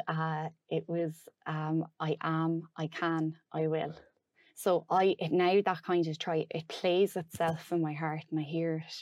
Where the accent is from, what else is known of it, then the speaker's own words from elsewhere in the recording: Roscommon, Connacht, Ireland; now in Dunmore East, Ireland; I'm from Roscommon originally